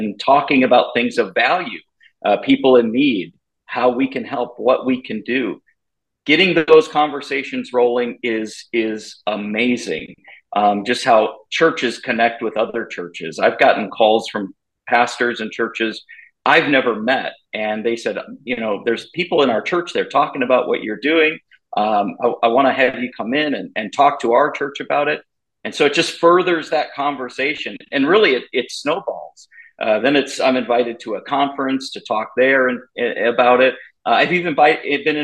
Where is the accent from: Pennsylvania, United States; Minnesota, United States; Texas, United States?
Minnesota, United States; I grew up in Minnesota, and my parents ran a homeless shelter in Minneapolis for many, many years.